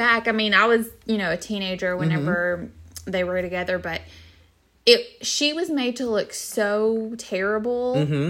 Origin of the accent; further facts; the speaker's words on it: the South, United States; Yes, I'm from the South. I had a pawpaw.